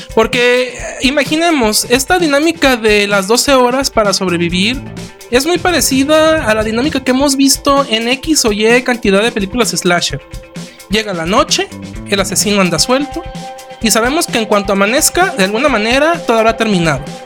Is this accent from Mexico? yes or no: yes; Mexico; viéndolo nosotros como, como espectadores mexicanos